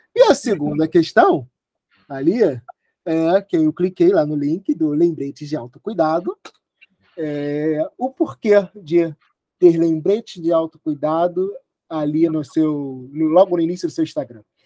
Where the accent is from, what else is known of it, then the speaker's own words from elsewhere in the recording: Rio de Janeiro, Brazil; sou do Rio de Janeiro